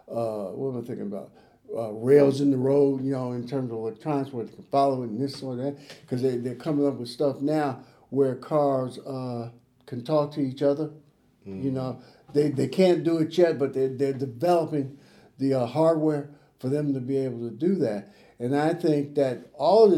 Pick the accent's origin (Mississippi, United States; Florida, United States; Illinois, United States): Illinois, United States; Chicago; I grew up in Chicago